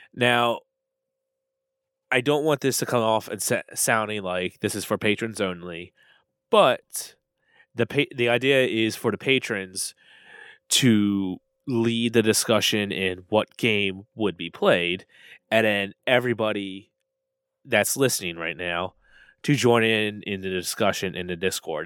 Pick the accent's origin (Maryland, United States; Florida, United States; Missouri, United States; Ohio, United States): Maryland, United States; I'm from Maryland